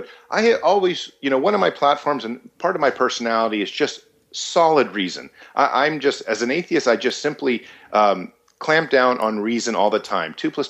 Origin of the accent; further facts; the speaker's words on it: United States; born there; and you know, had me here in America. I was born in America.